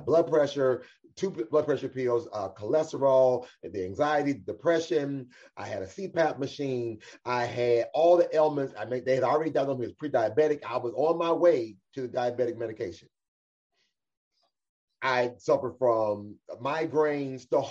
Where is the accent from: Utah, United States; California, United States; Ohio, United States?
Ohio, United States; Cleveland; I was born and raised right here in Cleveland, Ohio